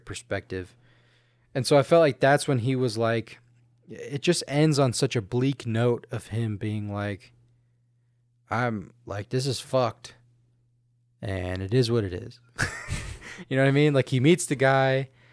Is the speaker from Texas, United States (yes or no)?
yes; Houston, Texas, United States; moved away; also born or lived in Louisiana; coming from growing up in Houston, you know, it's a little different than growing up here